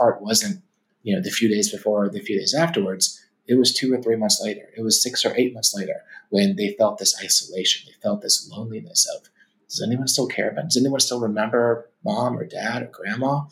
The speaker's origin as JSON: {"language": "English", "town": "Atlanta", "region": "Georgia", "country": "United States", "tie": "born or raised there", "said": "growing up in Atlanta with where my dad's side was from"}